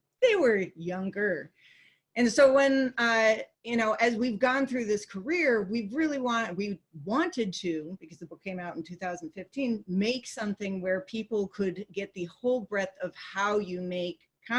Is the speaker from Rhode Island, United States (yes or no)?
no; Holland, Michigan, United States; also born or lived in Chicago area; I was born in the Chicago area, but my family moved around a lot, and we finally settled when I was about 6 years old in Holland, Michigan.